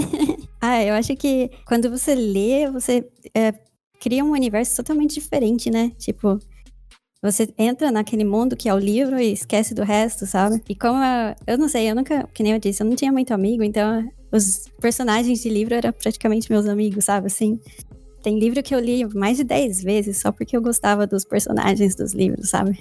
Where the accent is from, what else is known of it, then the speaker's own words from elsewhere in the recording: São Paulo, Brazil; first language Portuguese; moved away as an adult; also born or lived in Jundiaí / Curitiba / Germany; now in United States; eu sou nascida e criada em São Paulo